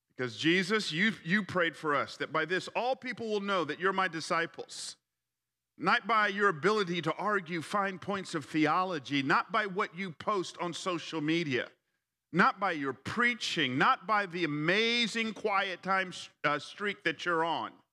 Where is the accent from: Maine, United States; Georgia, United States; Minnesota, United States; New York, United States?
Georgia, United States; Atlanta; also born or lived in College Park, Georgia / Fairburn, Georgia; I grew up in Atlanta. I, I grew up on the South Side. Uh, we started off in College Park.